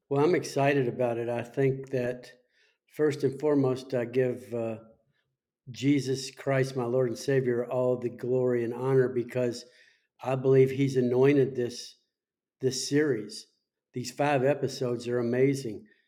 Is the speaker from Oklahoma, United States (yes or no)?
no; Las Vegas, Nevada, United States; my hometown of, of Las Vegas